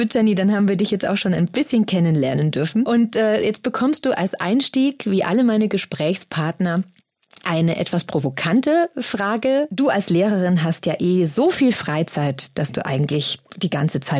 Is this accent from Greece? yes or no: no; Wuppertal, North Rhine-Westphalia, Germany; now in Aachen, Germany; 33. Und wo kommst du her? Äh, ich wohne in Aachen, aber ich komme aus Wuppertal.